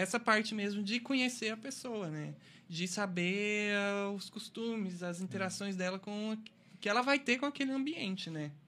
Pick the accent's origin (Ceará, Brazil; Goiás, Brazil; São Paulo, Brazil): Goiás, Brazil; moved away; Eu fui criado em Goiás, então eu fui criado no meio de fazenda, no meio da natureza